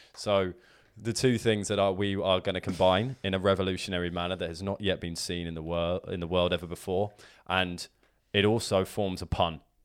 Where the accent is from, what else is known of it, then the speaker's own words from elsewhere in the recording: Hassocks, South East England, United Kingdom; moved away; my hometown of Hassocks